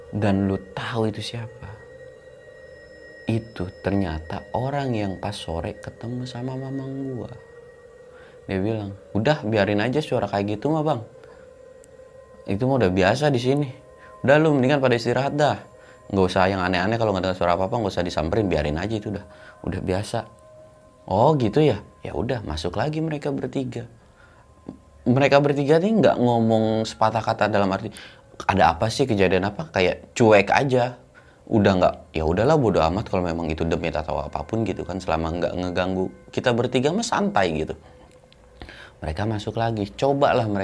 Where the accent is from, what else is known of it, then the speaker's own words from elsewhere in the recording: West Java, Indonesia; Oh, dari Jawa Barat kita, Bang, bertiga.